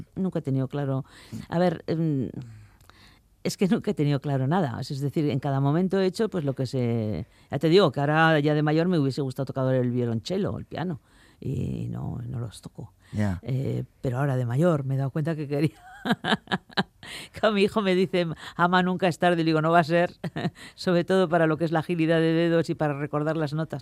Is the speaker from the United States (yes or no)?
no; Vitoria-Gasteiz, Basque Country, Spain; moved away as an adult; also born or lived in France / Paris / London / Koblenz; now in Biscay, Spain; yo soy de Vitoria